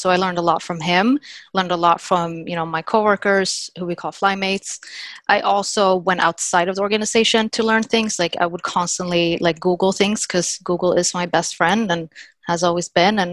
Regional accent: Sweden; moved away as an adult; also born or lived in Littleton, Massachusetts, United States; now in United States; originally I'm from Sweden. And before I moved from Sweden to US

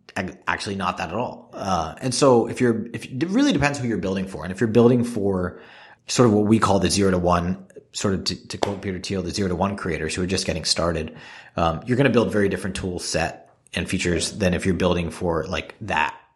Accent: Singapore; moved away; I grew up in Singapore where people don't smoke

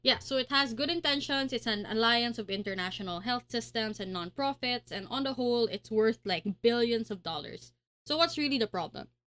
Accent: Pasig, Metro Manila, Philippines; I'm from Pasig

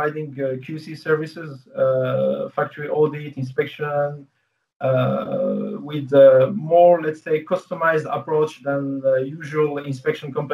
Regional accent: Morocco; moved away as an adult; also born or lived in France; now in China; I grew up in Morocco, and then I went to France for studying and working.

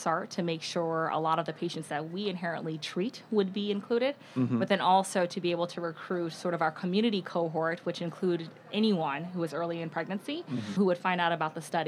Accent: Virginia, United States; moved away as an adult; also born or lived in Georgia; now in San Francisco, United States; I am originally from Virginia

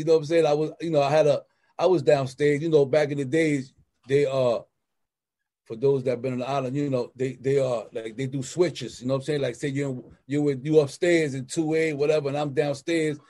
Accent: New York City, New York, United States; I come from the slums. I'm from the Bronx, Cypress, 141st Street. You know what I'm saying? South Bronx

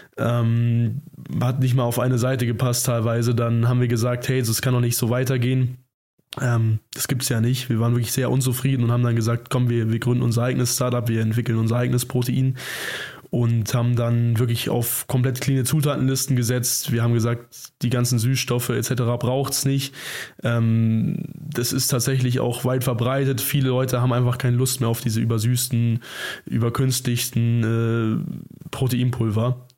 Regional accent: Zorneding, Bavaria, Germany; Wir kommen aus Zorning, das ist ungefähr 20 Kilometer südöstlich von München

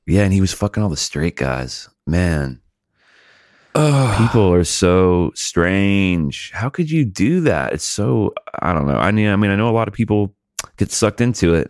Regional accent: Montgomery, Alabama, United States; I'm from Alabama was born in Montgomery

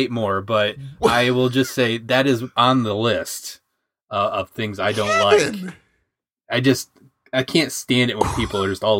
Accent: Michigan, United States; also born or lived in Southern Indiana, United States; I mean, it's like I'm from Michigan and Southern Indiana.

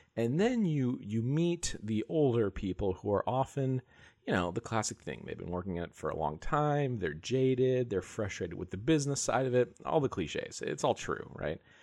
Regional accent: San Diego, California, United States; I grew up in San Diego

